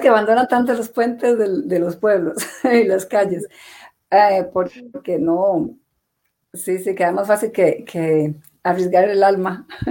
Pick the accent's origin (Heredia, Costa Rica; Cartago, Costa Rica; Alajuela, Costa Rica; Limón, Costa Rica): Alajuela, Costa Rica; San Ramón; Yo nací en San Ramón.